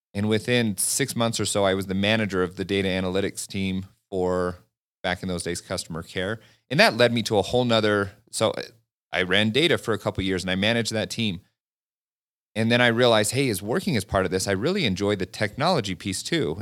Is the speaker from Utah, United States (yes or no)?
yes; Farmington, Utah, United States; I grew up a couple miles away from Lagoon